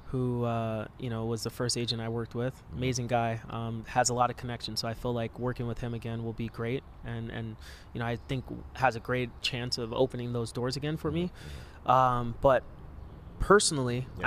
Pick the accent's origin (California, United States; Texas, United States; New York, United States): California, United States; Los Angeles; I grew up like in the Hollywood area around there in Koreatown